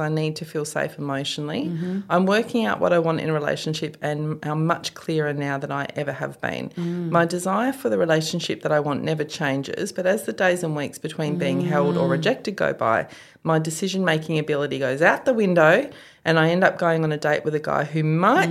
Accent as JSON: {"language": "English", "region": "Western Australia", "country": "Australia", "tie": "born or raised there", "moved": "yes", "said": "my hometown, which is a very non-touristy, you know, kind of bleak town in some ways. Like it's not one of those pretty WA towns."}